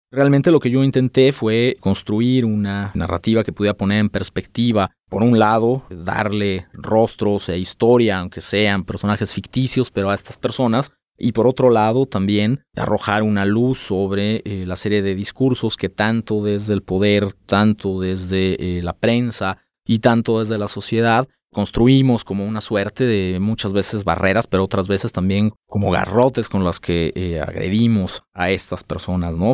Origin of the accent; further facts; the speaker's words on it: Guadalajara, Jalisco, Mexico; nací acá en Guadalajara